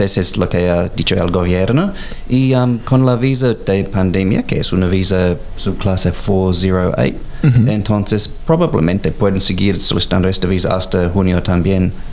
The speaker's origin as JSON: {"language": "Spanish", "town": "Canberra", "region": "Australian Capital Territory", "country": "Australia", "also_born_or_lived": "Mexico", "said": "Soy de Canberra"}